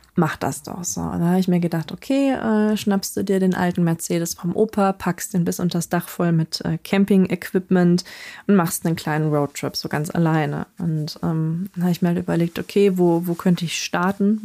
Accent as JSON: {"language": "German", "region": "North Rhine-Westphalia", "country": "Germany", "tie": "born or raised there", "said": "dann in Nordrhein-Westfalen gelandet. Und da ähm, haben wir uns dann im Grunde genommen auch von dem Dorfleben verabschiedet, sondern sind halt ja ziemlich in die Stadt gezogen"}